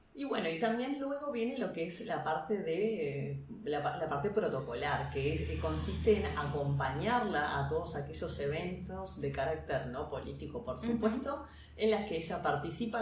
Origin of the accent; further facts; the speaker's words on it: Uruguay; nosotros como uruguayos